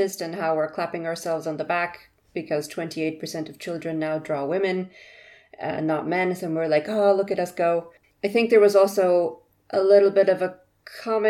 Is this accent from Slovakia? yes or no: yes; Slovakia; moved away; I'm from Slovakia